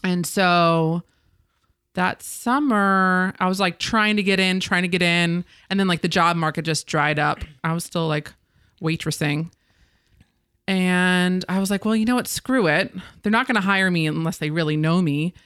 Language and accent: English; Ridgewood, New Jersey, United States; My Hometown of Ridgewood, New Jersey.